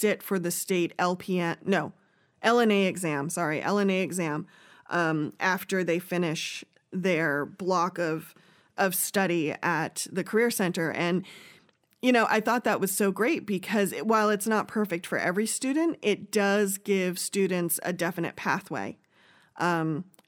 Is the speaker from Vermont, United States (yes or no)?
yes; Vermont, United States; I grew up in Vermont